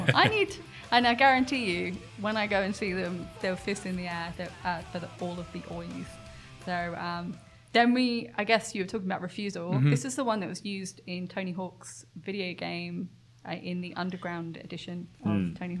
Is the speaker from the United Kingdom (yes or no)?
yes; United Kingdom; I'm British.